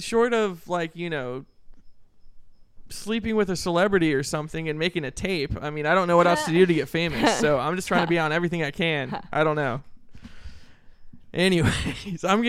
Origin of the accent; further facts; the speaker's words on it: Sacramento, California, United States; I grew up in the scene here in Sacramento, since I was in junior high